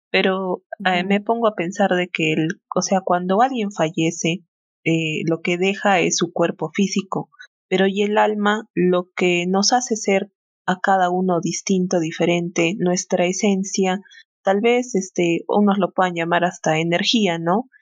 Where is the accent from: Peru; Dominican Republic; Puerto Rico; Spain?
Peru; nosotros somos de Perú